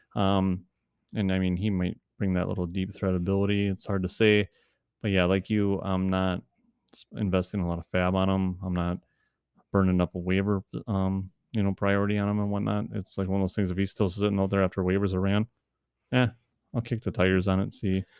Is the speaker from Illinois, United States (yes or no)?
no; Wisconsin, United States; we are from the Wisconsin area, in case you can't tell by our awesome voices